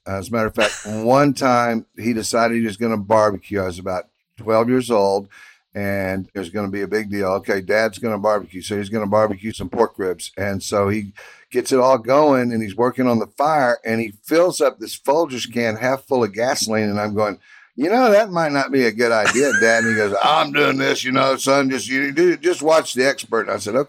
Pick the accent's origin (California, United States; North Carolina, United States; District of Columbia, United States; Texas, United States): Texas, United States; Houston; So that was kind of a big part of the excitement about growing up in Houston.